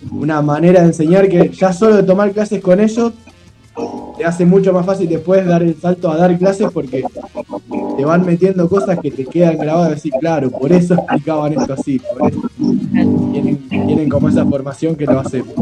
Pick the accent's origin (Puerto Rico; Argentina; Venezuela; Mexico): Argentina; Los Quirquinchos, Santa Fe; now in Rosario, Argentina; soy, rosarino por adopción. Yo en realidad soy de los Quirquinchos. Me vine a estudiar en el 2009.